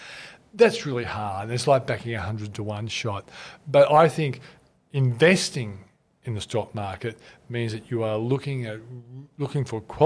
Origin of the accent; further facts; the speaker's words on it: Australia; As an Australian, can be proud of a company.